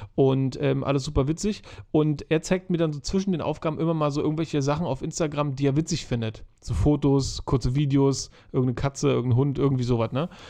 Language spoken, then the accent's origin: German; Germany; bei uns in Deutschland